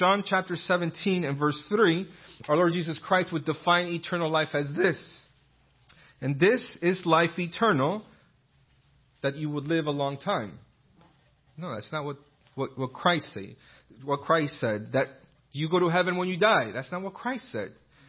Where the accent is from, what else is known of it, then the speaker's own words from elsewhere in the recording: Bristol, South West England, United Kingdom; And, oh, where's that accent from? Oh, I'm from Bristol in England.